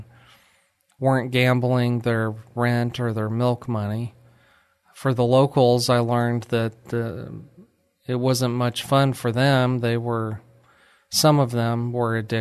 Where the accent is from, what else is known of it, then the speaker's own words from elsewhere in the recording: New Mexico, United States; moved away as an adult; also born or lived in Ruidoso, New Mexico / Alamogordo, New Mexico / Lubbock, Texas; now in Texas, United States; I'm from New Mexico, but I love Texas. I was born in Ruidoso, New Mexico, which is a small ski